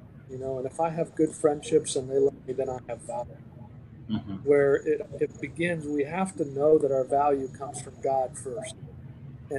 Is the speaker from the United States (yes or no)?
yes; Iowa, United States; I grew up in Iowa